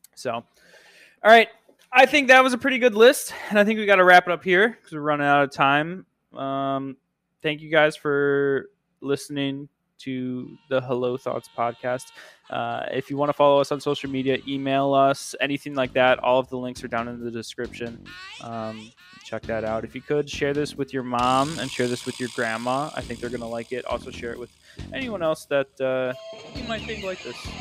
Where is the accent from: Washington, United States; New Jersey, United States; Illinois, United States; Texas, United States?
Illinois, United States; moved away; where I grew up by you in Illinois